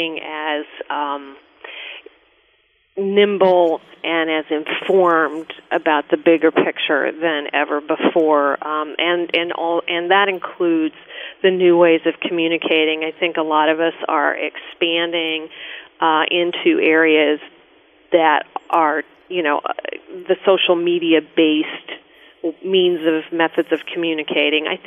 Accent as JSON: {"language": "English", "town": "Denver", "region": "Colorado", "country": "United States", "also_born_or_lived": "Deadwood, South Dakota", "moved": "yes", "lives_now": "New York City, United States", "said": "I'm from Denver, Colorado, and before that, Deadwood, South Dakota"}